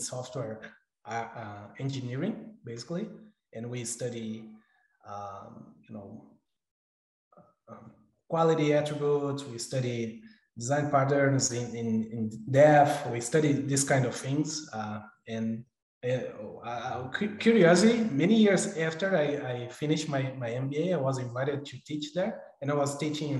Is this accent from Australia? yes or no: no; São Paulo, Brazil; moved away as an adult; also born or lived in Auckland, New Zealand; now in United States; I'm originally from Brazil, São Paulo, Brazil, actually. But I've been living in the U.S. almost 3 years